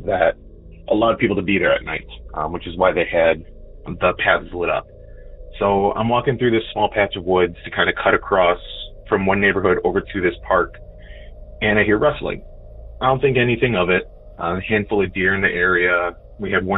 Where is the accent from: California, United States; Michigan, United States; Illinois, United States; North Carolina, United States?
Illinois, United States; Chicagoland, northwest suburbs of; I am from Chicagoland, northwest suburbs of Illinois